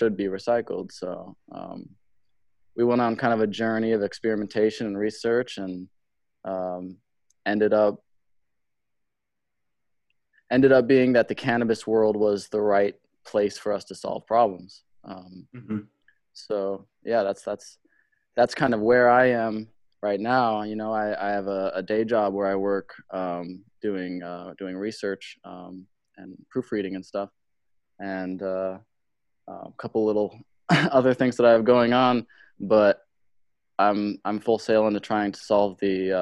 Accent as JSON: {"language": "English", "region": "Arizona", "country": "United States", "tie": "born or raised there", "said": "I was born in Arizona"}